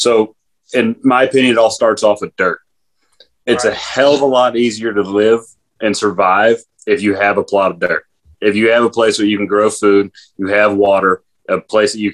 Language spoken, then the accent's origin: English; South Texas, United States; now in Idaho, United States; I am from South Texas